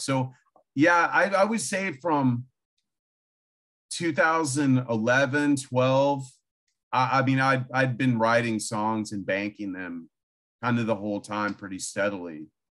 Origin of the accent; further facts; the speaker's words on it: Illinois, United States; moved away; also born or lived in Austin, Texas / California; I grew up in Illinois, pretty much in a cornfield in the middle of nowhere